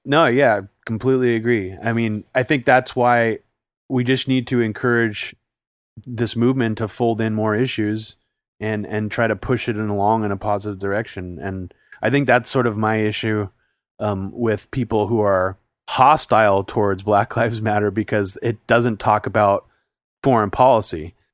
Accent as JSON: {"language": "English", "region": "California", "country": "United States", "tie": "born or raised there", "said": "I grew up in, like, the suburbs of California"}